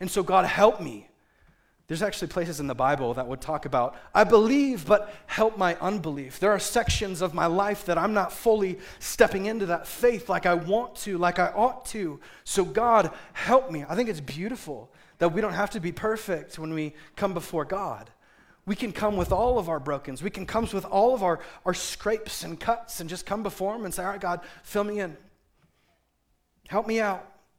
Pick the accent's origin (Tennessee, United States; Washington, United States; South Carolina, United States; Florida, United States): Washington, United States; Seattle; moved away; I come from Seattle